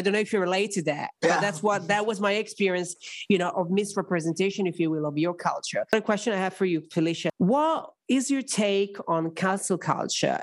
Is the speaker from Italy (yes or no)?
yes; Italy; moved away; growing up in a country very Catholic, very conservative everybody in Italy is very attached to their roots